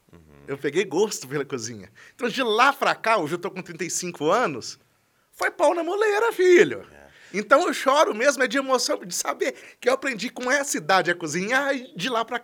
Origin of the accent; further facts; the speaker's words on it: Brazil; accent: caipira; esse sotaque nosso ajuda a gente